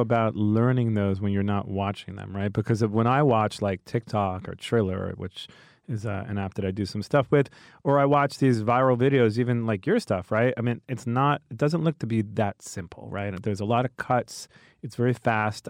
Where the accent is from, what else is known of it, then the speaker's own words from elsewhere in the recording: New York, United States; accent: New York; I'm from New York